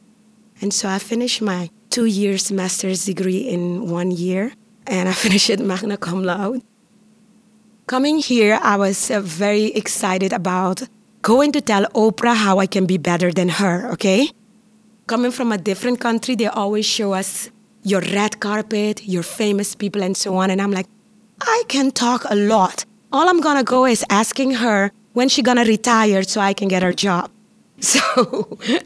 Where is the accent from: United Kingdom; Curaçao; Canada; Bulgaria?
Curaçao; first language Papiamentu; English is a second language; moved away as an adult; also born or lived in Costa Rica; now in Pittsburgh, United States; I am from the island of Curaçao, born and raised in the Dutch Caribbean islands.